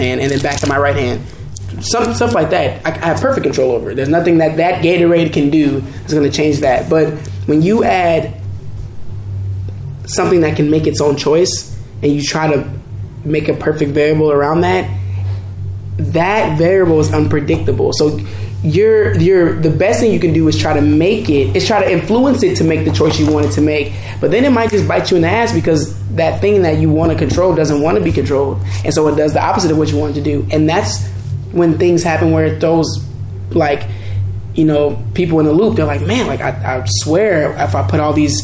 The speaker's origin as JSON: {"language": "English", "region": "Kansas", "country": "United States", "tie": "born or raised there", "moved": "yes", "said": "I was born in Kansas. I lived in Kansas. No one dances in Kansas"}